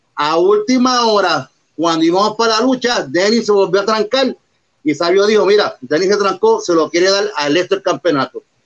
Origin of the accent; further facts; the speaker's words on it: Puerto Rico; Somos los únicos boricuas sin estar en televisión de los de Luis, que hemos viajado el mundo completo, representando, claro, nuestra isla.